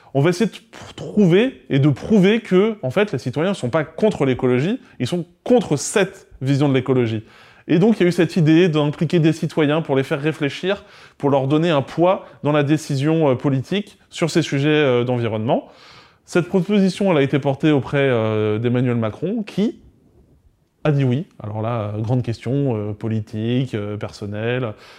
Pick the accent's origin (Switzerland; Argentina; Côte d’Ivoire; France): France; near Caen, Calvados, Normandy; je viens de Normandie, euh, à côté de Caen, dans le Calvados